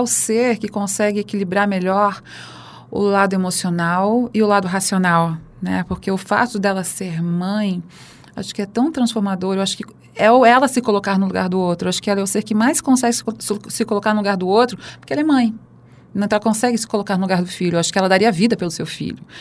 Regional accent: Santa Catarina, Brazil; now in São Paulo, Brazil; nasci em Santa Catarina, que é o estado mais carnista do Brasil

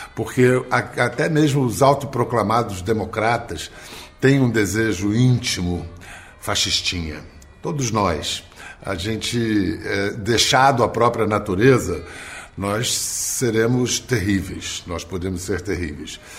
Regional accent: Rio de Janeiro, Brazil; moved away; Eu nasci em Ipanema em 1958

